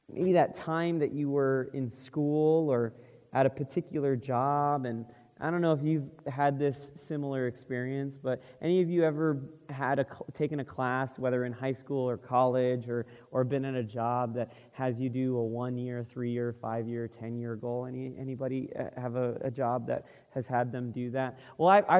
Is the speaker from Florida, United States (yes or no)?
yes; Florida, United States; moved away; we're originally from Florida, so that's the East Coast